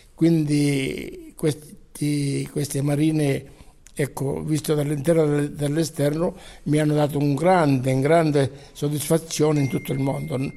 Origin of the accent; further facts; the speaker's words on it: Gioia Tauro, Calabria, Italy; now in Milan, Italy; essere qui a Gioia Tauro per me è sempre uno stimolo per amare sempre di più la mia terra